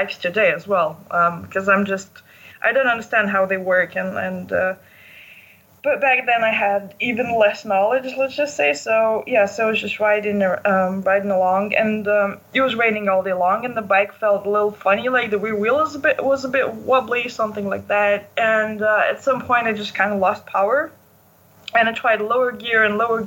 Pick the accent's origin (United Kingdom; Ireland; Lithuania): Lithuania; moved away as an adult; I'm from Lithuania and I'm a journalist